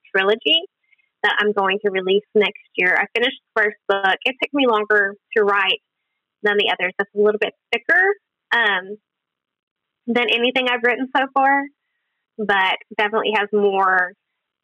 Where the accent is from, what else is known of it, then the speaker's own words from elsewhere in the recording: Oklahoma City, Oklahoma, United States; I am from the Oklahoma City area